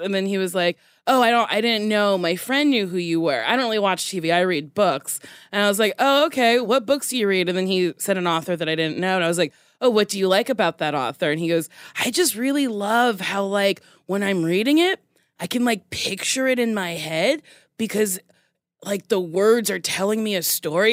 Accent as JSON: {"language": "English", "country": "United States", "accent": "American", "said": "I have a very bad American accent"}